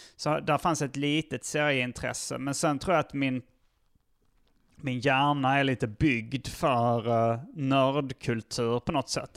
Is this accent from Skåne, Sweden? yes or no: yes; Hjärup, Skåne, Sweden; moved away as an adult; also born or lived in Malmö / Lund; now in Stockholm, Sweden; jag föddes i Malmö. Mm. Sen så flyttade min familj till Hjärup när jag var, fortfarande var noll.